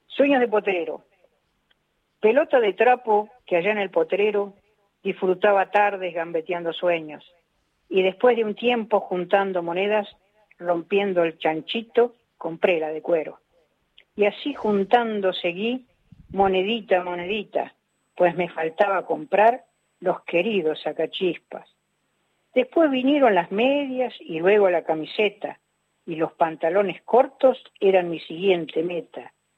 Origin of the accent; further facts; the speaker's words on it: Avellaneda, Buenos Aires Province, Argentina; yo me crié en Avellaneda